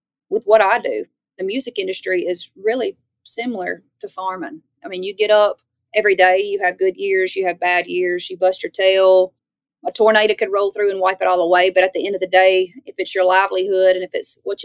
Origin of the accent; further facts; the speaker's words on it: Baskin, Louisiana, United States; moved away as an adult; now in Nashville, United States; I'm from Louisiana